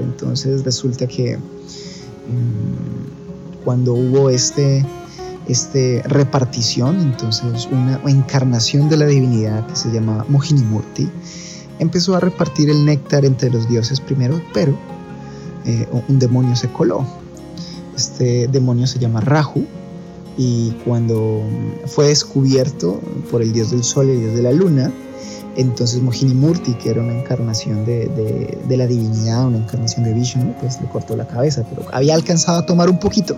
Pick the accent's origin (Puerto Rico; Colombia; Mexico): Colombia; moved away; also born or lived in Ecuador; yo nací en Ecuador y crecí en Colombia